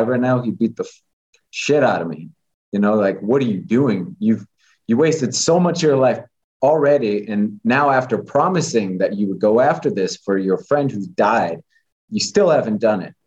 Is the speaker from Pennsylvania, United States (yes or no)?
no; Las Vegas, Nevada, United States; growing up in Vegas and the way that I came up